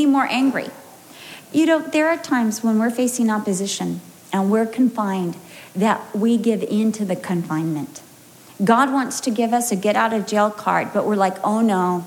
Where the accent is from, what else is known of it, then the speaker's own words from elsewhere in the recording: United States; moved away as an adult; now in United Kingdom; I'm American